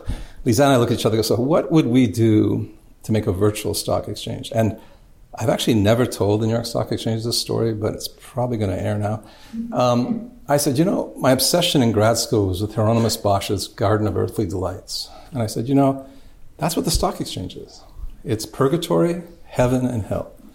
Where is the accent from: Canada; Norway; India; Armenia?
Canada; I was brought up in Canada